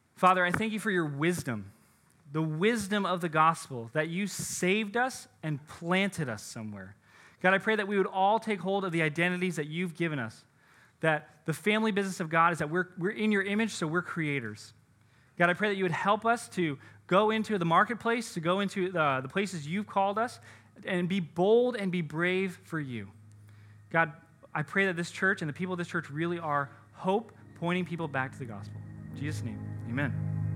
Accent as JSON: {"language": "English", "country": "United States", "said": "as American Christians"}